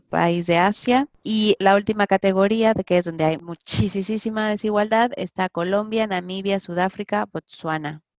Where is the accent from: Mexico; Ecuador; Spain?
Mexico; como mexicana